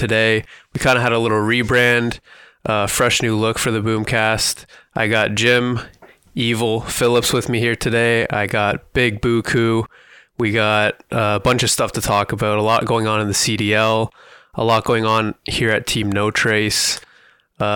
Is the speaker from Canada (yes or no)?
yes; Toronto, Ontario, Canada; I am from the Toronto, Canada area.